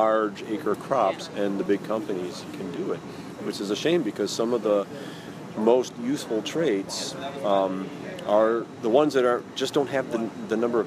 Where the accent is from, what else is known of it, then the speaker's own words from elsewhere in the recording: Iowa, United States; I'm a Midwesterner. I'm from Iowa, although I'm not from a farm background